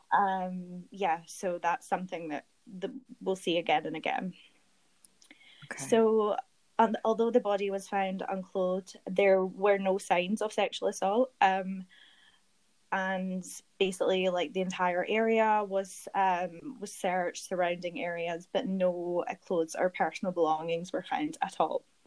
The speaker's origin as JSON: {"language": "English", "town": "Glasgow", "region": "Scotland", "country": "United Kingdom", "tie": "born or raised there", "accent": "Scottish", "moved": "as an adult", "lives_now": "London, United Kingdom", "said": "my hometown, Glasgow."}